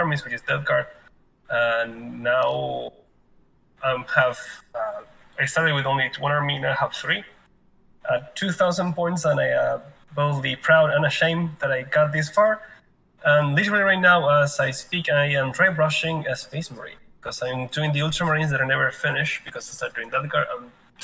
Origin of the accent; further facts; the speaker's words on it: Argentina; now in South Korea; I come from Argentina, South America.